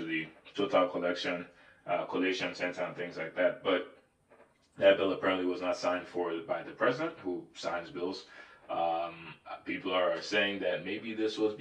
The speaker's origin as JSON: {"language": "English", "country": "Nigeria", "accent": "Nigerian", "said": "My Nigerian accent almost popped out"}